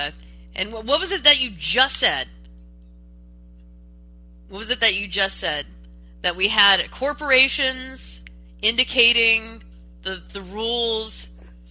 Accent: Texas, United States; As a Texan

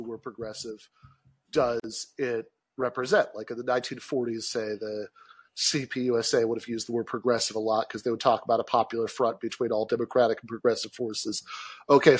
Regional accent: Michigan, United States; my home state

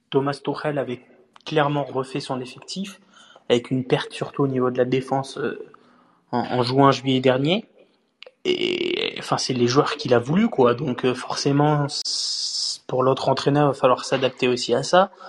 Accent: France; Juste ce qu'il faut retenir en tant que Français dans ce match

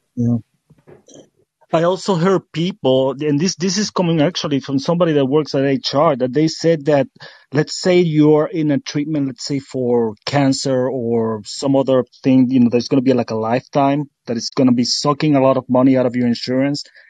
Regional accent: Puerto Rico; moved away; I was born and raised in Puerto Rico

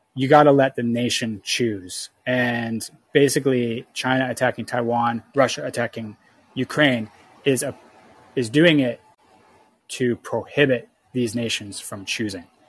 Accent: Canada; I'm from Canada

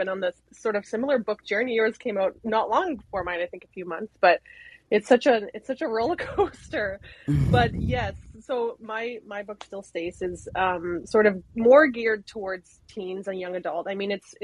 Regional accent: Canada; I'm fully Canadian, 100%

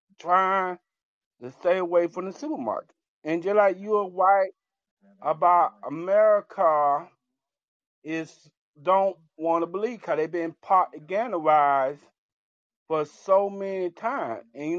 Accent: Georgia, United States; I'm from Georgia

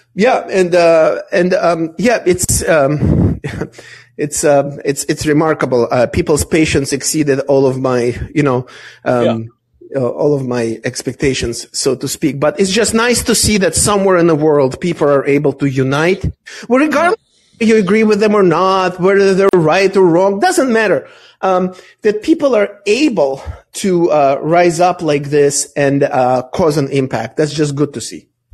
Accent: Israel; moved away; I grew up partially in Israel

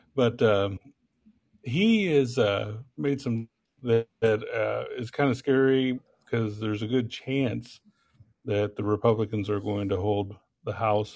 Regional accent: Missouri, United States; I'm from Missouri

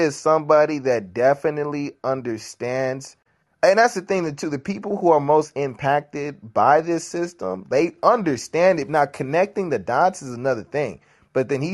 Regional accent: Nigeria; I'm Nigerian

